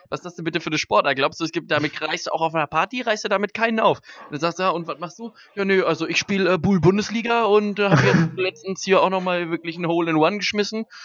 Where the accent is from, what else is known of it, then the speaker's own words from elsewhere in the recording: Birlinghofen, North Rhine-Westphalia, Germany; ich komme ja äh, eigentlich aus Birlinghofen